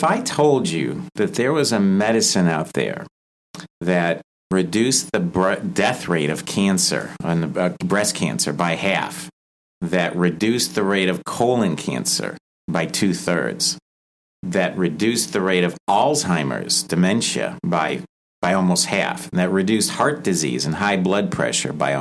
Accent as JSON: {"language": "English", "town": "Chicago", "region": "Illinois", "country": "United States", "tie": "born or raised there", "moved": "as an adult", "said": "I grew up in the Chicago area and then came here for residency and been here ever since."}